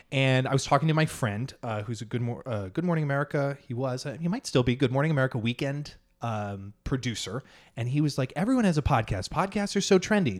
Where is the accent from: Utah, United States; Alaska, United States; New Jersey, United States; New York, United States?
New York, United States; Long Island; now in Manhattan, United States; I'm from Long Island